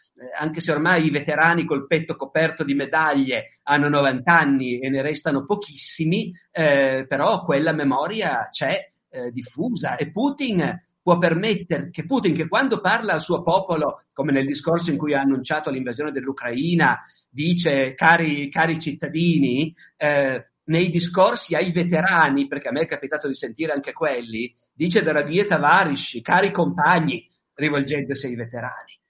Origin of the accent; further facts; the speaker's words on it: Italy; noi siamo italiani